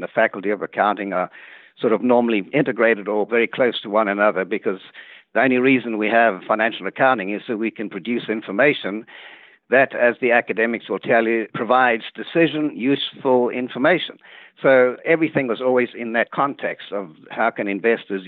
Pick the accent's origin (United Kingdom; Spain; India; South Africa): South Africa; moved away as an adult; also born or lived in Cape Town, South Africa / Michigan, United States; now in Dallas, United States; I was born in South Africa.